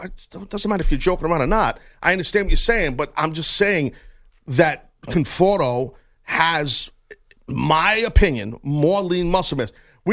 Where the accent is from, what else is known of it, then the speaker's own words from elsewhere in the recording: New York, United States; I'm from New York